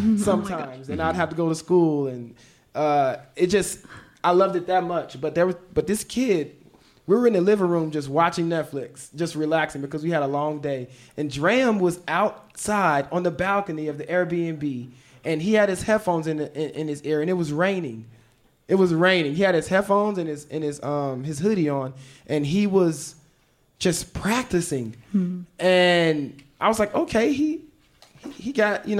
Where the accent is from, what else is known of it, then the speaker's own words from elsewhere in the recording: Memphis, Tennessee, United States; also born or lived in Chicago; I was born in Chicago, but I was raised in Memphis. I was raised there since I was 8 years old.